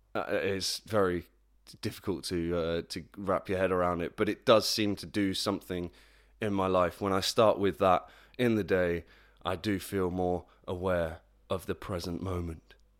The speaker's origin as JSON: {"language": "English", "town": "Plymouth", "region": "South West England", "country": "United Kingdom", "tie": "born or raised there", "moved": "yes", "said": "my hometown, P-town, Plymouth, not Portsmouth, Plymouth."}